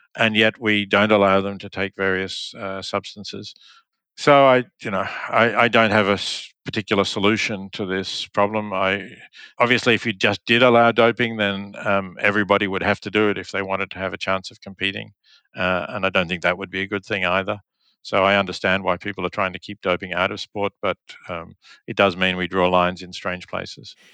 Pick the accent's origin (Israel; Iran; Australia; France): Australia; moved away as an adult; also born or lived in Oxford; I grew up in Australia